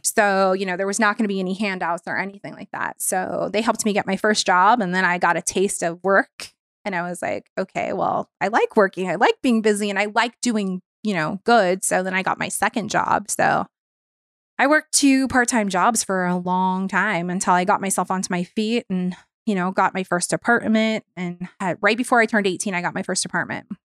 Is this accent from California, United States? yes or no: yes; Long Beach, California, United States; also born or lived in Orange County; Long Beach, which is my hometown